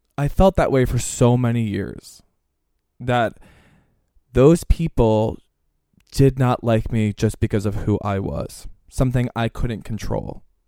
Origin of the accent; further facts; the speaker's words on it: Pennsylvania, United States; growing up in Pennsylvania